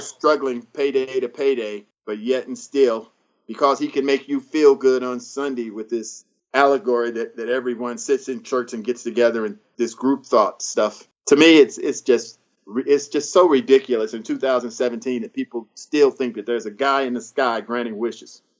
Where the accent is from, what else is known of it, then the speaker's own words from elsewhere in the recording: Antelope Valley, Palmdale, Lancaster, North Los Angeles County, California, United States; my hometown of in, in the Antelope Valley, Palm Dale, Lancaster, North Los Angeles County.